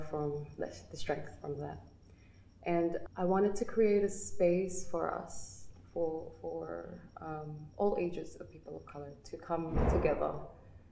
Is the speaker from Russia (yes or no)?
no; Balanga, Central Luzon, Philippines; now in Sydney, Australia; I'm from Tenejero, Balanga, Bataan